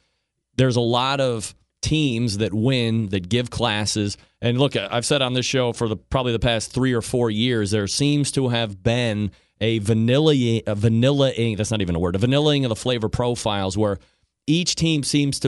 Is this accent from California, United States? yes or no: no; Saratoga Springs, New York, United States; now in Cleveland, United States; I'm a New York guy, too, upstate, not a city guy. I'm from Saratoga Springs originally and transplanted down here to Cleveland.